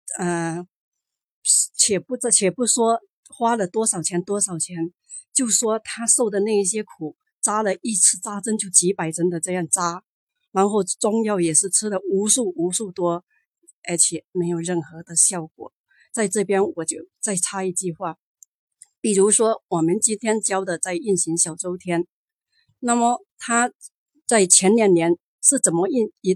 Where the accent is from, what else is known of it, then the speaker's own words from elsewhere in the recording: Zhangzhou, Fujian, China; 我来自福建漳州。啊，